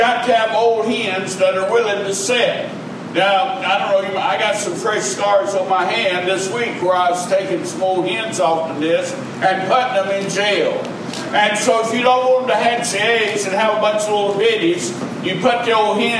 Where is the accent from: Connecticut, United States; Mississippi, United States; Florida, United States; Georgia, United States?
Mississippi, United States; Choctaw County; I learned as a boy growing up in the Red Clay Hills in Choctaw County, Mississippi.